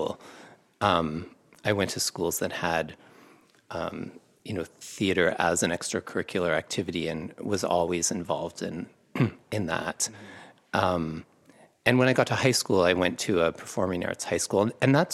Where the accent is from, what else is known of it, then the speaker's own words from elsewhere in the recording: Kitchener-Waterloo, Ontario, Canada; moved away as an adult; also born or lived in Cambridge, Ontario / Montreal; I grew up in Cambridge and Kitchener-Waterloo